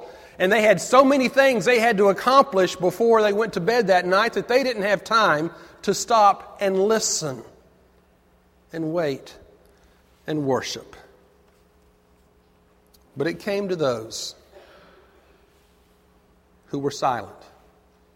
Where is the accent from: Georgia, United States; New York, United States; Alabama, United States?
Georgia, United States; Avondale Estates; I grew up in Avondale, outside of Decatur, is right in the middle of Avondale Estates.